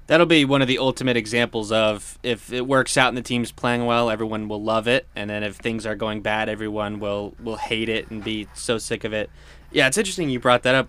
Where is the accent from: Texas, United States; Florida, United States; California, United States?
Florida, United States; Clearwater; moved away; Clearwater, my hometown